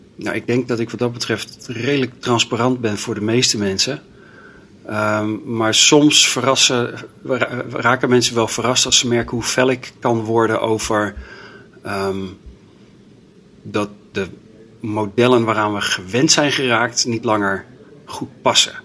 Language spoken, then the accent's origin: Dutch; Delft, South Holland, Netherlands; moved away as an adult; now in Groningen, Netherlands; opgegroeid in Delft